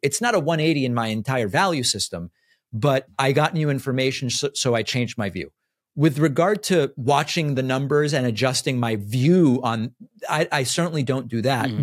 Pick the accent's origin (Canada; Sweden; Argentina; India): Argentina; also born or lived in Argentina (born); now in United States; I'm from Argentina